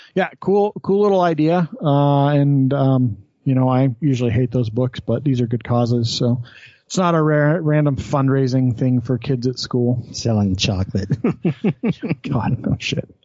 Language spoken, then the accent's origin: English; Wyoming, United States; now in Utah, United States; I grew up in Wyoming where we got to have whatever fireworks we wanted whenever the fuck